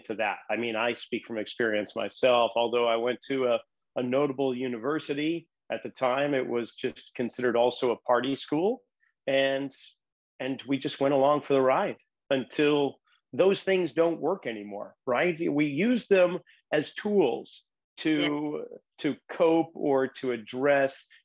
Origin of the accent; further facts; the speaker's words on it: Boston, Massachusetts, United States; moved away; growing up in the Irish Roman Catholic suburbs of Boston